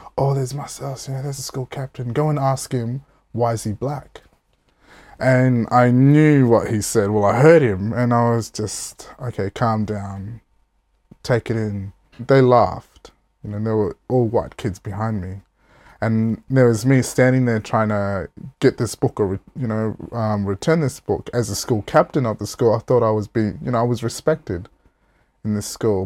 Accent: Port Pirie, South Australia, Australia; also born or lived in Alice Springs, Northern Territory; I was lucky enough to move back with my mum at the age of five and then move down to South Australia where I basically, uh, grew up

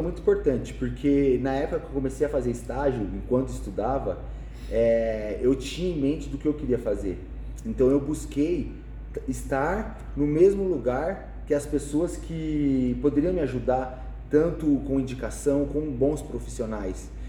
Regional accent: São Paulo, Brazil; Eu nasci em São Paulo, Brasil

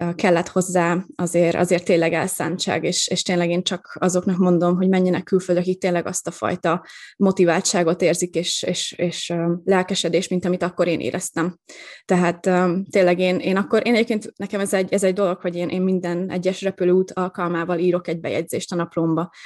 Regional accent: Veszprém, Veszprém County, Hungary; moved away as an adult; also born or lived in Rovaniemi, Finland; én Veszprémi vagyok

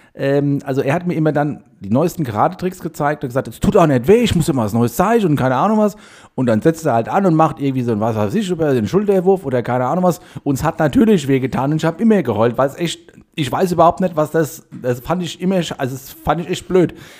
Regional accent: Heide, Schleswig-Holstein, Germany; ich bin ja in Heide aufgewachsen

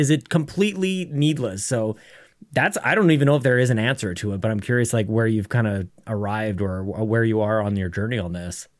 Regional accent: Canada; I'm a Canadian

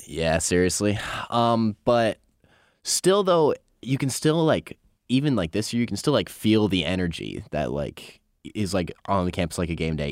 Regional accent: Northeast, United States; moved away as an adult; now in South Carolina, United States; I'm from the Northeast

